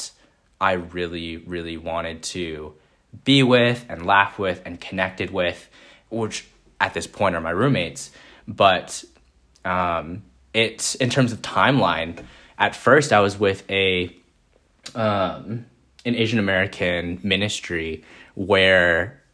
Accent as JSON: {"language": "English", "town": "Vancouver", "region": "British Columbia", "country": "Canada", "also_born_or_lived": "Minneapolis, Minnesota", "moved": "as an adult", "said": "I was coming obviously from Vancouver, British Columbia"}